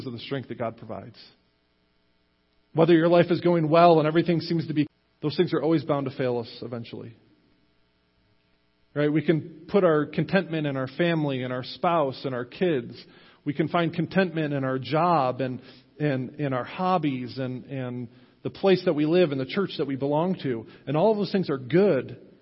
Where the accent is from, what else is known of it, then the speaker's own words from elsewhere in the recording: United States; as American Christians